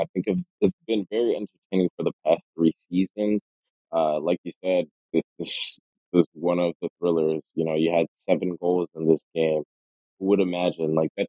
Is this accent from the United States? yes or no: yes; Chicago, Illinois, United States; From Chicago, so Chicago, Illinois, and the United States.